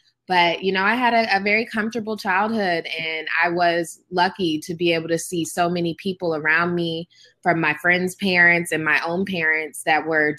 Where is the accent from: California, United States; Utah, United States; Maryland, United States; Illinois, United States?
Maryland, United States; I was born and raised in Prince George's County, Maryland, where my store now currently is.